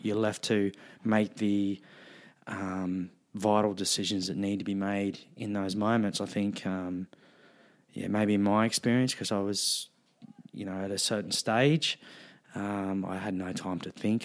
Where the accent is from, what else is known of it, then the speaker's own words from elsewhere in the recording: Wollongong, New South Wales, Australia; I was a, a teenager growing up in Wollongong